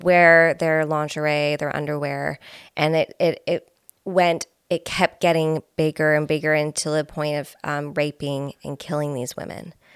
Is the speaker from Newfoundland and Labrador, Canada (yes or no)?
no; Belleville, Ontario, Canada; moved away; I'm from Belleville originally